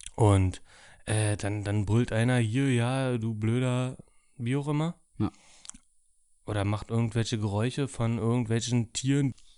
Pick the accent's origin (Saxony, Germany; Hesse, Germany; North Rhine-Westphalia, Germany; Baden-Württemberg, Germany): North Rhine-Westphalia, Germany; Dortmund; muss ich als Dortmunder sagen